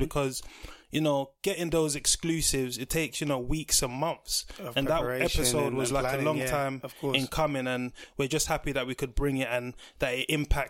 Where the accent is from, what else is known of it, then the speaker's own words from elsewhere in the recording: London, United Kingdom; We're from South London.